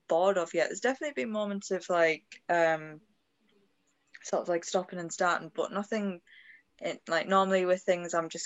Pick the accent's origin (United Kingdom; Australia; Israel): United Kingdom; Hartlepool, North East England; now in Lake District, United Kingdom; I'm originally from Hartlepool